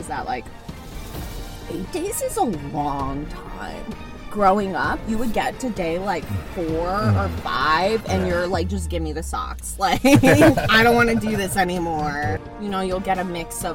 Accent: Denver, Colorado, United States; moved away; I grew up in Denver, not a lot of Jews

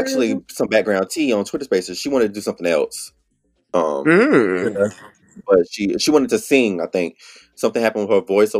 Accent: the South, United States; I'm from the South

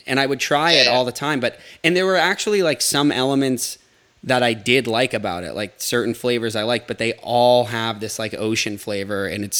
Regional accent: North Shore of Massachusetts, United States; I'm Japanese and Italian, and I'm from the North Shore of Massachusetts.

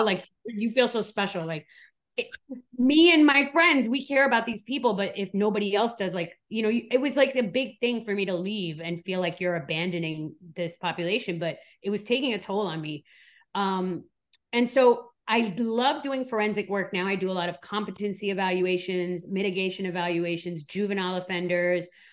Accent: New York, United States; also born or lived in Switzerland; now in Miami, United States; I was born in Switzerland, raised in New York, and now I live in Miami

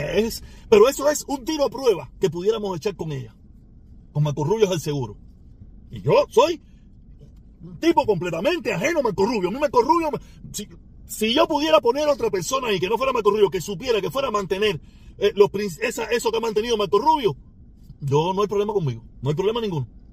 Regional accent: Cuba; now in United States; yo vivo en Estados Unidos. Pero a la misma vez tengo mi, mi, corazón en mi país, en mi patria, que es Cuba.

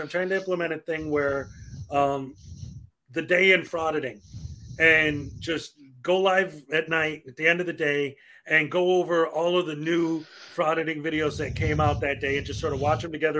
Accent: Chicago, Illinois, United States; I'm from Chicago

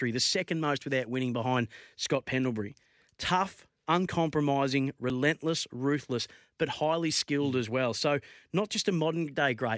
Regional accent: Bendigo, Victoria, Australia; I'm from Bendigo

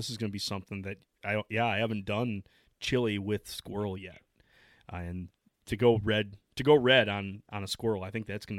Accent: Midwest, United States; because I'm from the Midwest

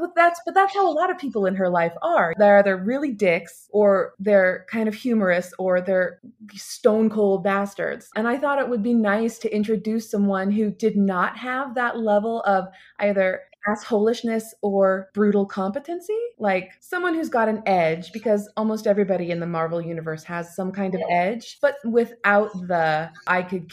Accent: United States; I'm here being American

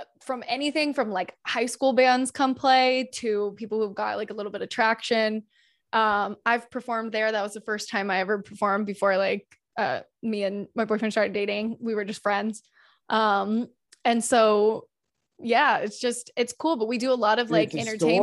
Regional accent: North Carolina, United States; moved away as an adult; now in North Hollywood, United States; I'm from North Carolina

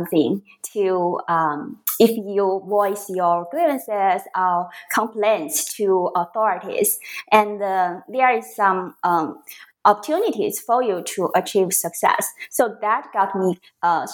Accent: a coastal city in northern China, China; moved away; a coastal city in northern China, so my hometown

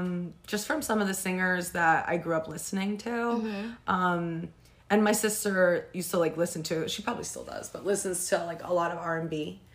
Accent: New Jersey, United States; Well, I'm 29 years old. I grew up in Sussex County, New Jersey, and I started singing like in my church choir.

